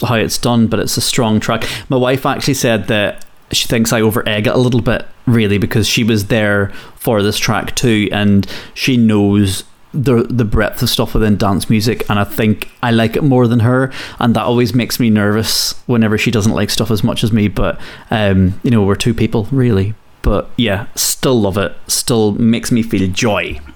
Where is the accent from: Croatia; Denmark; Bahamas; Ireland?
Ireland; being Irish